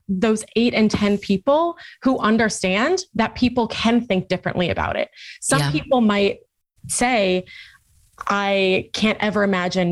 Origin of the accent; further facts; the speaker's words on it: New York City, New York, United States; I grew up in Staten Island, New York